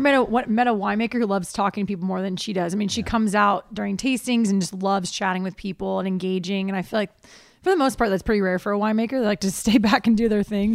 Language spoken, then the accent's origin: English; Ohio, United States; moved away; I'm from Ohio originally